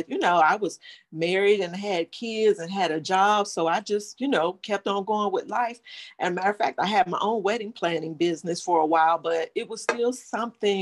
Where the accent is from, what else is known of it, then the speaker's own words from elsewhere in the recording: Cleveland, Ohio, United States; moved away as an adult; now in Atlanta, United States; I'm originally from Cleveland, Ohio, but I live in Atlanta